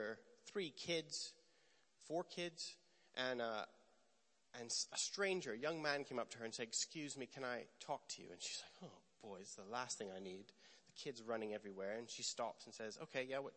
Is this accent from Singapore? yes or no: no; Canada; moved away; also born or lived in Bethel, Redding, California; I'm Canadian